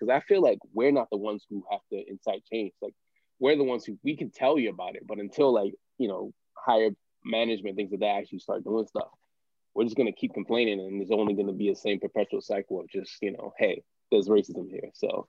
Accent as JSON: {"language": "English", "country": "United States", "said": "especially being American"}